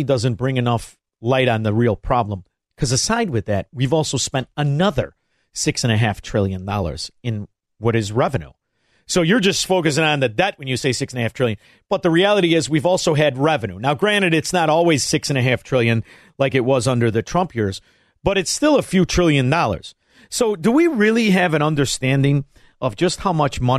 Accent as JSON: {"language": "English", "town": "Chicago", "region": "Illinois", "country": "United States", "moved": "yes", "lives_now": "Florida, United States", "said": "I live in Florida, but I'm from Chicago"}